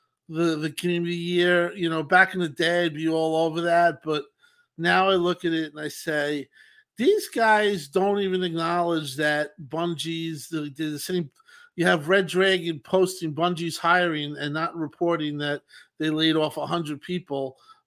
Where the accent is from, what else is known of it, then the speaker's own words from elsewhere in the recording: Long Island, New York, United States; I'm from Long Island